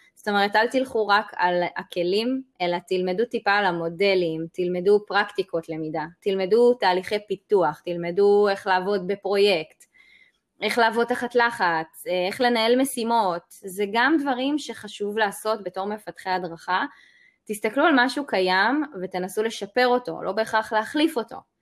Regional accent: Israel; וגם כישראלים

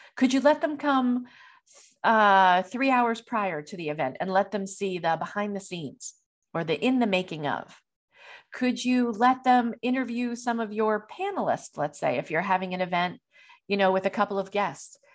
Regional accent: New York, United States; being a New Yorker

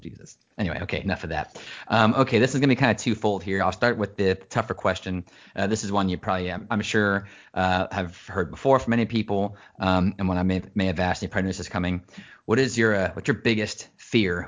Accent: United States; being American, especially when you're, you're a father and you're, you're the, the man of the house

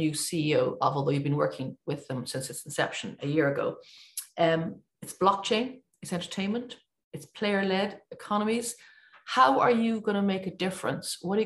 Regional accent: Ireland; being an Irish woman

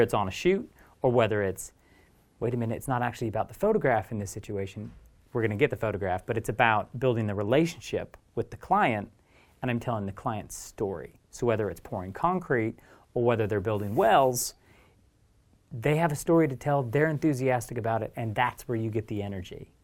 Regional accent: Oregon, United States; moved away as an adult; also born or lived in Eugene / Portland; now in London, United Kingdom; where I grew up in Oregon

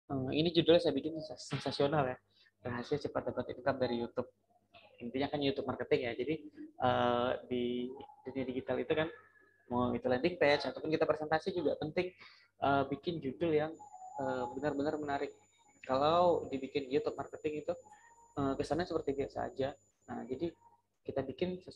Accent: Dumai, Riau, Indonesia; moved away as an adult; also born or lived in Pekanbaru / Batam; now in Jakarta, Indonesia; itu asli Riau ya, asli Kota Dumai Riau. Oh, saya merantau, kuliah masih di Pekanbaru di Riau. Terus saya merantau dari Riau 2015 itu awalnya ke Batam.

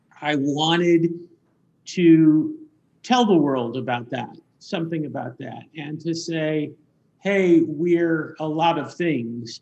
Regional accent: Kansas City, Missouri, United States; now in North Carolina, United States; I was born in Kansas City, Missouri, not too far from where you live

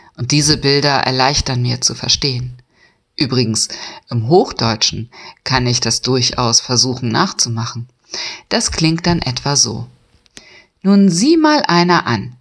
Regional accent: Friesland, Lower Saxony, Germany; Ich komme ja aus Friesland

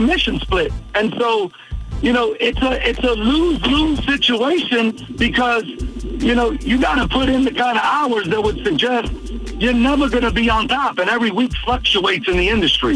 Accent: New York City, New York, United States; I come from humble beginnings in Brooklyn, New York, a small area called Bushwick

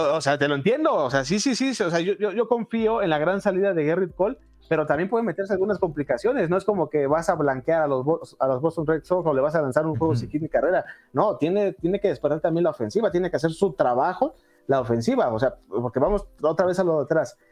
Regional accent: Mexico; como mexicanos

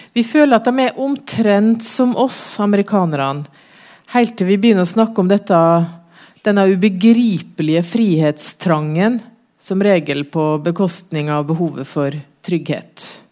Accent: Norway

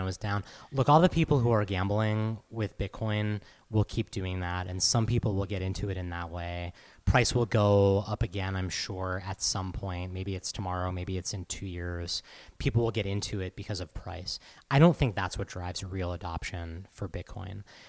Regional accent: Massachusetts, United States; moved away; I'm from Massachusetts originally

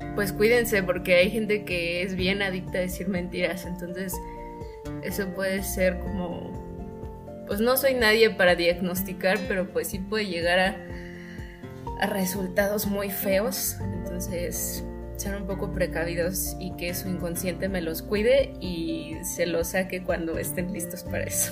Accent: Mexico; nosotros como mexicanos tenemos un idioma muy distinto a otros españoles

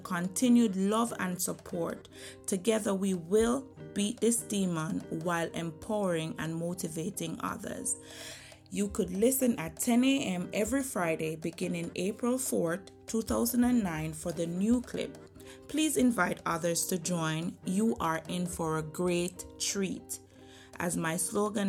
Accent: Jamaica; moved away as an adult; now in United States; I was grown in Jamaica, born and raised in Jamaica, attended Alpha Academy. I transitioned to America in 2009

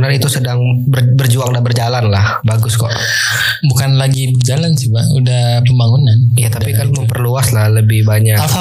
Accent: Pekanbaru, Riau, Indonesia; saya asli kota Pekanbaru kalau bilang kampung nggak punya lahir Pekanbaru ada Pekanbaru

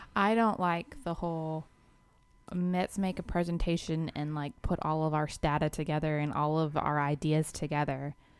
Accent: Georgia, United States; we're from Georgia

